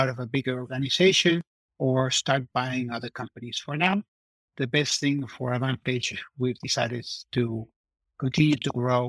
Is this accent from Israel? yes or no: no; Mexico; now in Davis, United States; I'm from Mexico